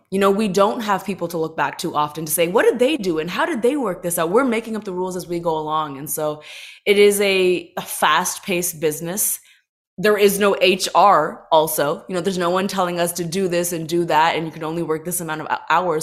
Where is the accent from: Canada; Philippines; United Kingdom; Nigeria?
Canada; Toronto, Ontario; moved away as an adult; also born or lived in Los Angeles; growing up in Toronto, being an, an Indian girl